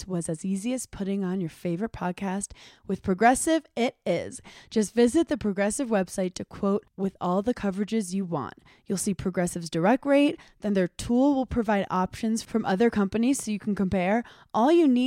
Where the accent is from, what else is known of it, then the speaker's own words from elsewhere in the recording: New York, United States; I grew up in New York